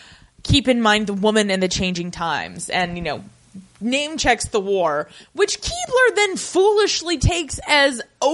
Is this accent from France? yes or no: no; United Kingdom; And I'm British.